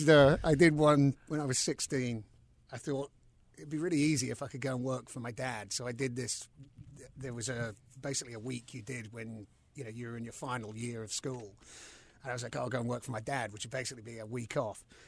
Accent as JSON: {"language": "English", "region": "London", "country": "United Kingdom", "tie": "born or raised there", "also_born_or_lived": "New York City, United States", "moved": "as an adult", "lives_now": "Charlotte, United States", "said": "growing up in London"}